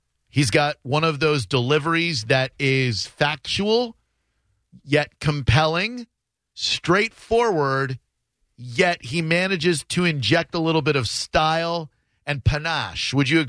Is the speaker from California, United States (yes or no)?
no; Massachusetts, United States; moved away; I'm from Massachusetts.